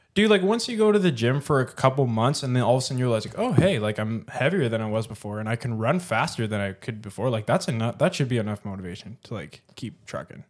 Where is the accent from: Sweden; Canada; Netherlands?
Canada; moved away as an adult; also born or lived in Mexico; I was born here in Canada, like, grew up here. I lived here till I was eighteen.